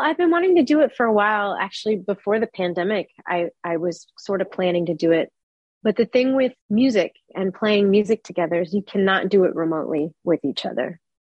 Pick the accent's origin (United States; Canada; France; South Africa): United States; Texas; also born or lived in New York City, United States; I was born in New York City, but I moved to Texas when I was about three or four. And I mostly grew up in Texas